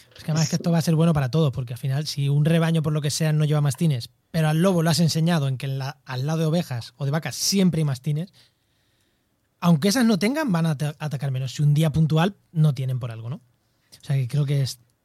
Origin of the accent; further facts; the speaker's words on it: Albacete, Castilla-La Mancha, Spain; yo soy de Albacete